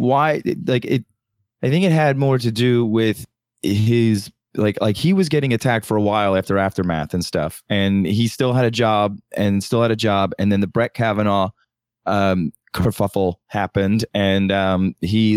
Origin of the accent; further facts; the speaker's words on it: right outside Philadelphia, Pennsylvania, United States; I'm from Philly, well, right outside Philadelphia